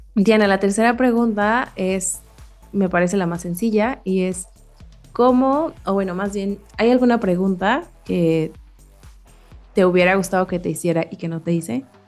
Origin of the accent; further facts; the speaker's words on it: Mexico; crecimos en México